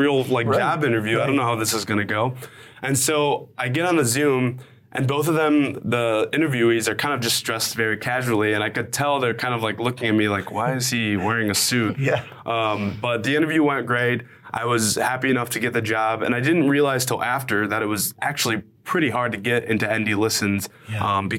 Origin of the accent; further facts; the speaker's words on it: Chicago, Illinois, United States; I grew up on the southeast side of Chicago in the shadow of the old steel mills